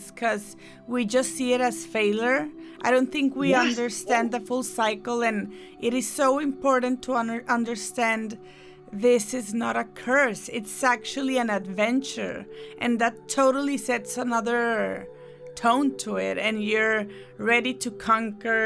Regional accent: Mexico; I'm from Mexico

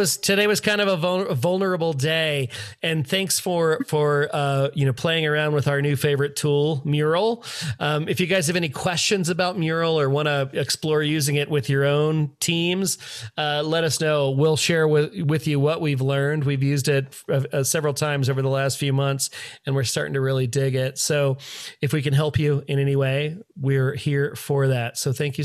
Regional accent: Washington, District of Columbia, United States; from my hometown ABC station in DC

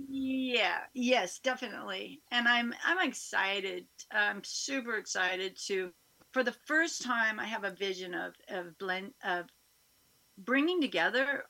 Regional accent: Covelo, California, United States; I am from Covelo. I was born and raised, I was actually raised in the mountains north of Covelo for the first three years. And then my eldest brother had to go to school. And so we moved down to the valley where the school was. And so I grew up here in Round Valley

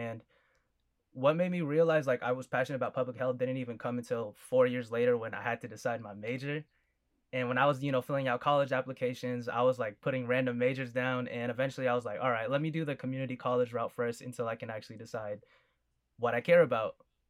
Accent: Fresno, California, United States; I'm from Fresno, California. Like I said, I'm a full Filipino. Parents came from the Philippines. Over here, I'm the firstborn in the U.S.

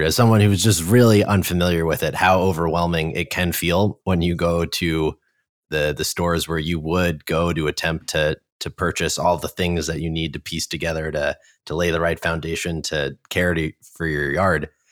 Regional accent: New York, United States; moved away; growing up in New York, when I moved here

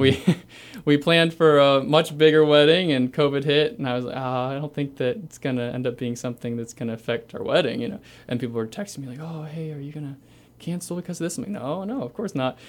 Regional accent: Carlisle, Ohio, United States; also born or lived in Cleveland, Ohio; I grew up in a little town called Carlisle, Ohio. I was born near Cleveland and then moved to Carlisle. I was there pretty much my whole life

